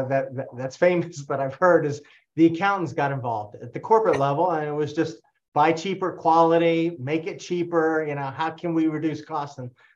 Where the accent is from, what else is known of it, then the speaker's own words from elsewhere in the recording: Costa Rica; now in United States; I'm from Costa Rica